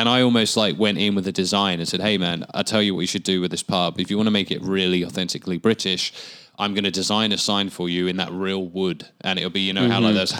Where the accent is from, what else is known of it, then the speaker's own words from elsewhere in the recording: Australia; It's got that kind of air of like, okay, you know, I'm from Australia or whatever.